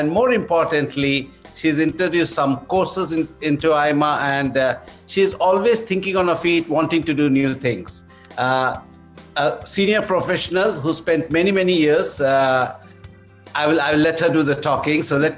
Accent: South India, India; also born or lived in Delhi / Mumbai / Bangalore; I'm from South India, but I've lived my life in Delhi, in Mumbai, in Bangalore, in many parts of the country.

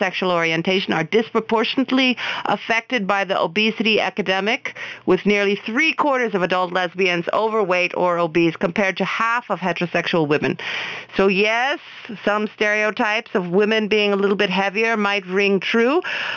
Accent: Oklahoma, United States; moved away; Oklahoma, that's my home state

